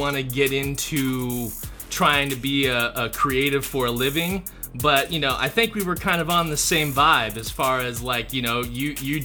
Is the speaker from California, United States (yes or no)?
yes; Southern California, United States; we're both from Southern California